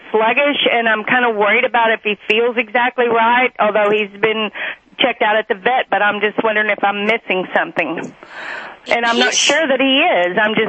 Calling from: Oklahoma, United States

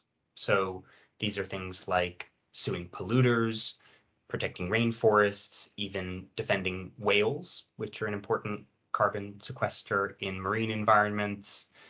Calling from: London, United Kingdom; I'm a little warm in this London heat wave, but I'm fine. I'm dialing in from London.

